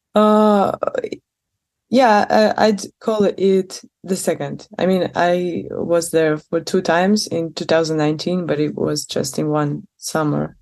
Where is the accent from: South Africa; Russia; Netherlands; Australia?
Russia; Moscow; moved away as an adult; also born or lived in St. Petersburg, Russia; now in Barcelona, Spain; I was born in Moscow and uh, most of my life I spent there